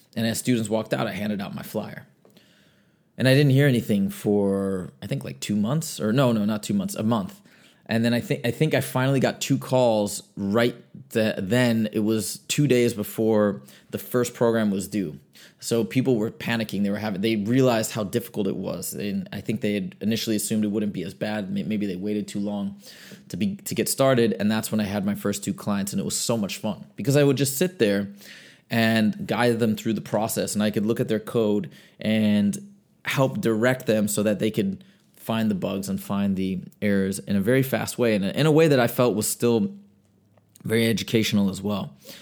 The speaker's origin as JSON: {"language": "English", "region": "Michigan", "country": "United States", "tie": "born or raised there", "said": "I grew up in Michigan."}